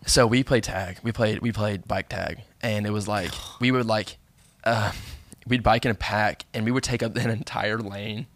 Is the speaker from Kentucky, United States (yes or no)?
yes; Bowling Green, Kentucky, United States; moved away; growing up in Bowling Green